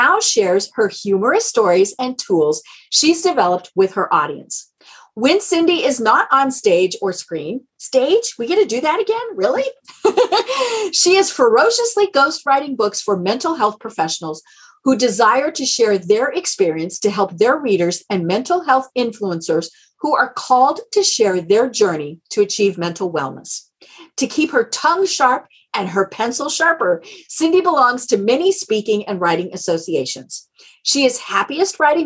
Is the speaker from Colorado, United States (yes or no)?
yes; Colorado, United States; I'm from Colorado